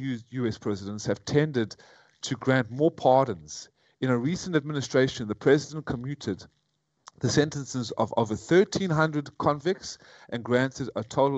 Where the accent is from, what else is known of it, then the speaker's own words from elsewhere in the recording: United States; moved away as an adult; now in Vietnam; I was brought up on Judeo-Christian values in America